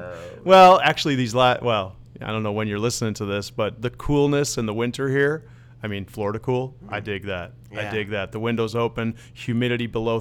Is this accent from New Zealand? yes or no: no; Netherlands; born there; So I am Dutch. I was born in the Netherlands. I'm fluent in Dutch.